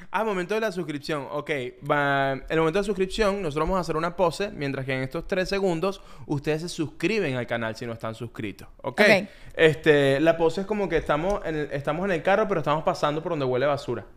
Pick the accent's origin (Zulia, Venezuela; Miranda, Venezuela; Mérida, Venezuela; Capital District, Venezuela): Miranda, Venezuela; Ocumare del Tuy; moved away as an adult; also born or lived in Caracas / Bogotá, Colombia; now in Miami, United States; yo soy de Okumare del Tuy